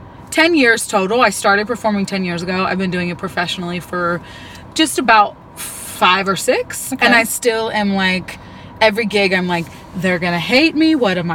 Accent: Northern California, United States; moved away as an adult; also born or lived in Baton Rouge, Louisiana; I'm originally from Northern California and moved to Baton Rouge, Louisiana when I was 19.

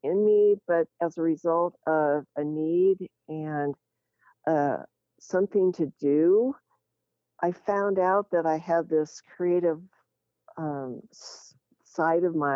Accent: Lincoln, Nebraska, United States; also born or lived in Rochester, Minnesota / North Carolina; We moved to Lincoln from Rochester, Minnesota when I was in fifth grade. And I must say, I consider myself grassroots Nebraskan because I'm a Midwesterner

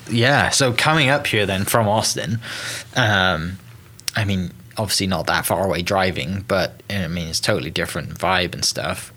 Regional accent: United Kingdom; moved away; coming from the UK originally

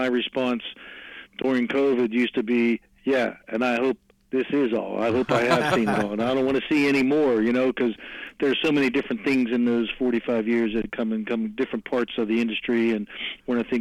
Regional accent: McKees Rocks, Pennsylvania, United States; Born and raised in McKees Rock, so I'm in this area my whole life

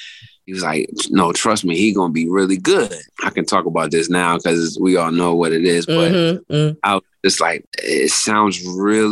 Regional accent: New Jersey, United States; moved away as an adult; now in Philadelphia, United States; I was born in Jersey and raised in Jersey, Philly adopted me 23 years ago

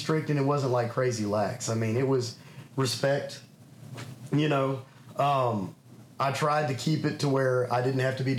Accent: Little Rock, Arkansas, United States; born there; I was born in Little Rock, Arkansas. We actually moved back and forth a lot when I was a kid.

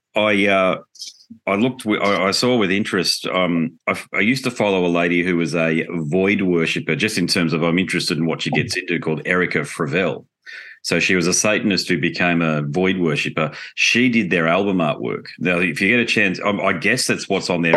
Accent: Australia; being Australian

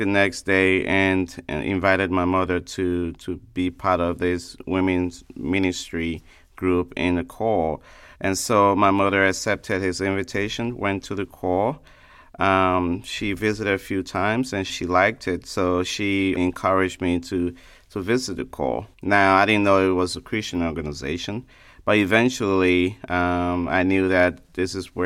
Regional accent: Liberia; now in Sanford, United States; originally from Liberia, a West African state.

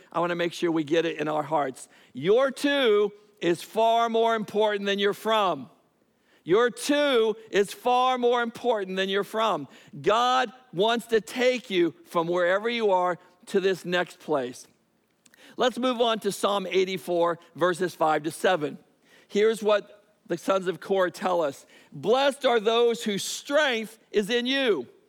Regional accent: Biloxi, Mississippi, United States; born there; I was born in Biloxi, Mississippi, a Keesler Air Force Base. But the reality is, you know, I went to 10 different schools in my lifetime in 5 different states and 2 different countries.

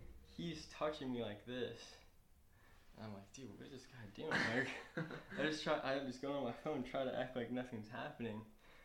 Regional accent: New York, United States; I'm from New York too, like, and just like, nah, and you're just one of these poor Boston kids too.

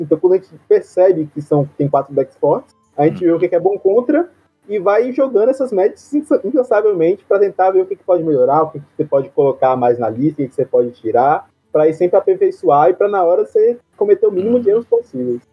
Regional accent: Southern Bahia, Brazil; sou do Temo Sul da Bahia, tenho 19 anos

